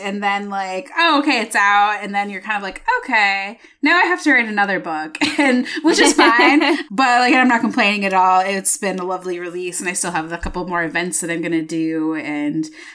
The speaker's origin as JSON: {"language": "English", "region": "northern lower peninsula Michigan", "country": "United States", "tie": "born or raised there", "moved": "yes", "lives_now": "Iowa, United States", "said": "I grew up in Michigan, which is a peninsula"}